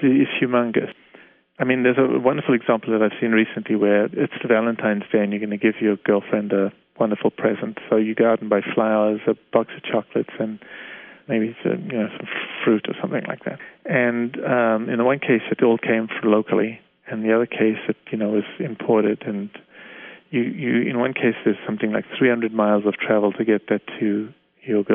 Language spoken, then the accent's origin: English; Canada; I'm a Canadian, I live in Canada